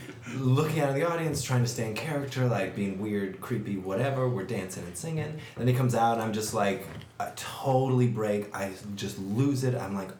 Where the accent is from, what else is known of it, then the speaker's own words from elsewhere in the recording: Corpus Christi, Texas, United States; I'm originally from Corpus Christi, Texas.